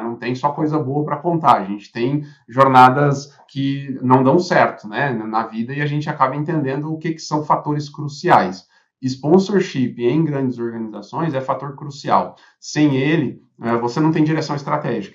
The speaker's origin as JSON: {"language": "Portuguese", "country": "Brazil", "said": "como brasileiro"}